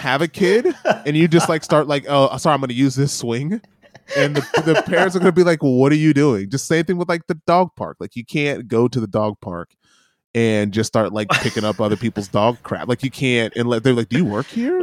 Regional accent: New York City, New York, United States; as a New Yorker

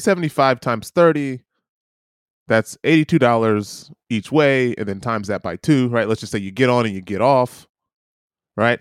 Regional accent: United States; now in New Zealand; I'm an American.

